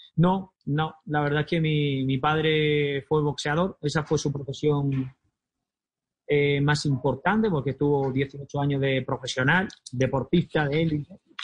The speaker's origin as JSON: {"language": "Spanish", "town": "Almería", "region": "Andalusia", "country": "Spain", "tie": "born or raised there", "said": "mi tierra natal, a Almería"}